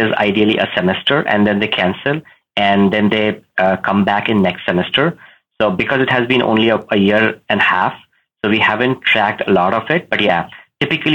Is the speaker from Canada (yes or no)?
no; India; I am from India